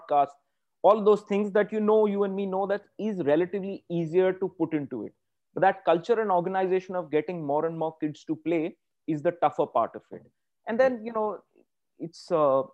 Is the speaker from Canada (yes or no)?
no; Pune, Maharashtra, India; we come from Pune.